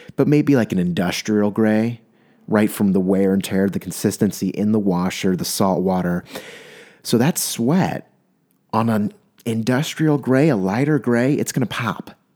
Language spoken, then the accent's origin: English; San Diego, California, United States; I'm from San Diego, um, and the ocean's there